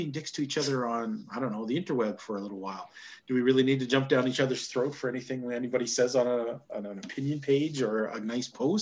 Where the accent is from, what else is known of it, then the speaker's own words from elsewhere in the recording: Canada; as a Canadian